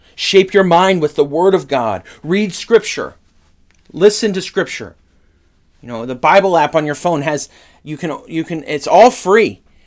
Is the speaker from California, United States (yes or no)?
yes; Northern California, United States; I grew up in Northern California